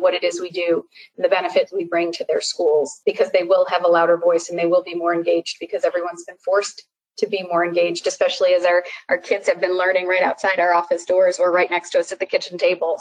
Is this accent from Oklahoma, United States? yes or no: no; Chicago, Illinois, United States; moved away as an adult; also born or lived in Boston / Durham; I moved from Boston back to Chicago, outside of Chicago, where I live now, which is where I grew up